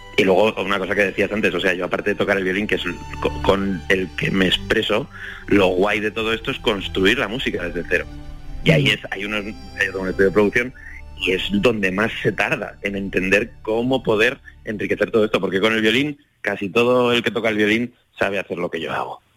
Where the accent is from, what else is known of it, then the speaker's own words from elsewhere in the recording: Zaragoza, Aragon, Spain; moved away as an adult; also born or lived in Madrid; me vine luego a estudiar a Madrid, yo soy de Zaragoza